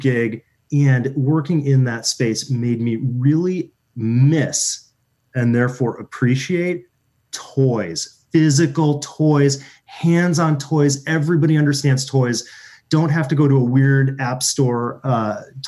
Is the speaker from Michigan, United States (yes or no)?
yes; Michigan, United States; I grew up in Michigan